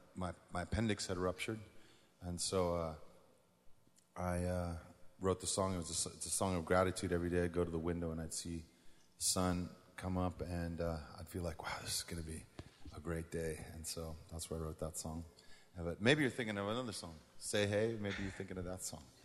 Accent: San Francisco, California, United States; we're from San Francisco

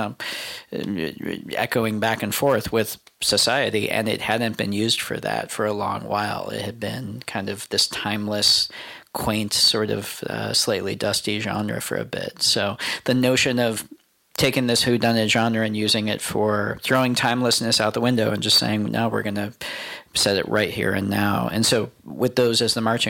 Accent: United States; as an American

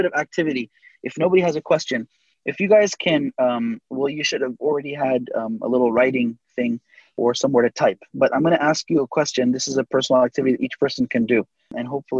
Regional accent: Southern California, United States; Born and raised in Southern California, everybody surfs.

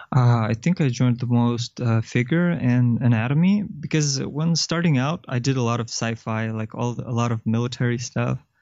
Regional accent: Kyrgyzstan; moved away as an adult; also born or lived in China; I'm from Kyrgyzstan originally, and then I went to university in China

